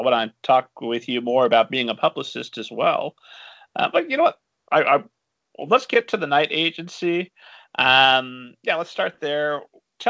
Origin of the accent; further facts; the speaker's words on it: Lebanon, Indiana, United States; moved away; my hometown of Lebanon, Indiana